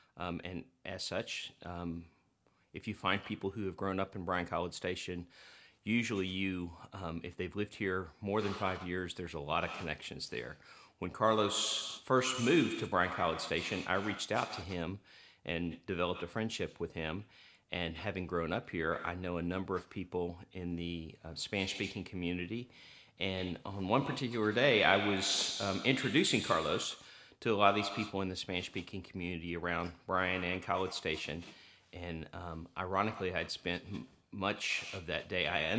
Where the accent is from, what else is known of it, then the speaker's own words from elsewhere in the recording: Turkey; when he heard that I grew up in Turkey